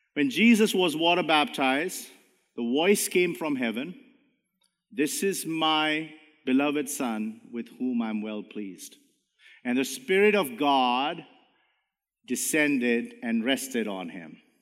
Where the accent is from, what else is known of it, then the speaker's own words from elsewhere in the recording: India; now in Canada; even though I'm brown, I'm a Canadian. I'm not Indian anymore.